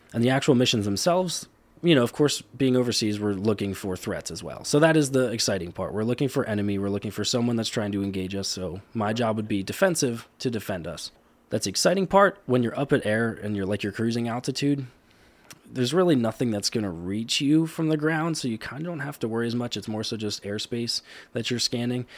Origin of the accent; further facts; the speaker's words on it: Cleona, Pennsylvania, United States; I did grow up in Cleona my whole life